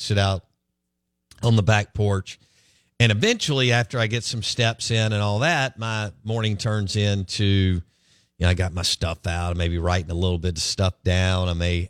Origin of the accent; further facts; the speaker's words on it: Jackson, Mississippi, United States; Growing up in Northeast Jackson, it's some kind of indoctrination, different thing that's very, very, very hard to, you know, wrap your brain around.